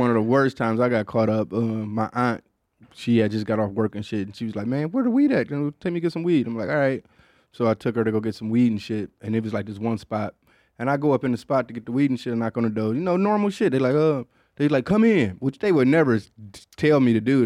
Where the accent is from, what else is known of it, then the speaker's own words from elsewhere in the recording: Michigan, United States; moved away as an adult; now in Austin, United States; growing up in Michigan